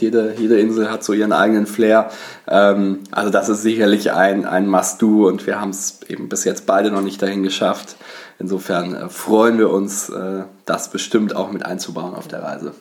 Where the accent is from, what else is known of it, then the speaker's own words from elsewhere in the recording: Bonn, North Rhine-Westphalia, Germany; now in Hamburg, Germany; komme eigentlich aus Bonn, bin nach Hamburg gezogen.